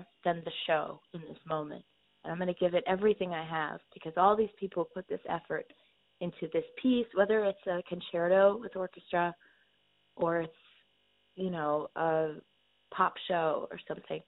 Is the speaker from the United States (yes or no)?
yes; Iowa, United States; I was from Iowa